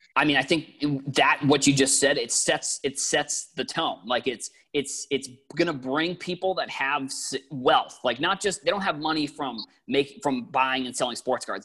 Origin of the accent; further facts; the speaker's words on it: Boston, Massachusetts, United States; I'm I'm from Boston